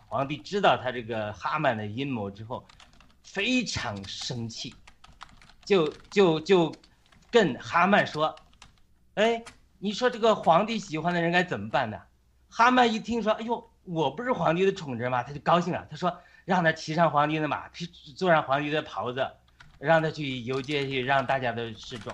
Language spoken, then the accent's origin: Chinese; China; 我们中国人是你拣选的子民